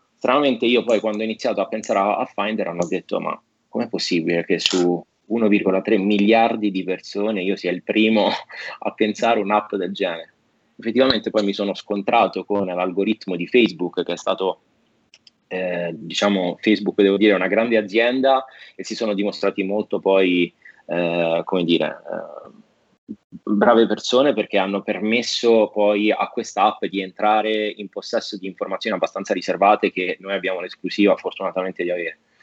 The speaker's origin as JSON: {"language": "Italian", "country": "Italy", "also_born_or_lived": "United States", "said": "io sono italiano, america, sono anche americano, però, eh, prima di tutto italiano"}